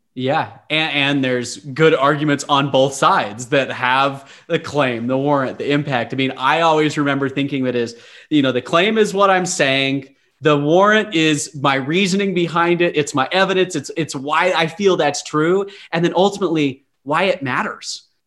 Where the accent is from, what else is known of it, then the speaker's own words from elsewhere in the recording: Utah, United States; I grew up in Utah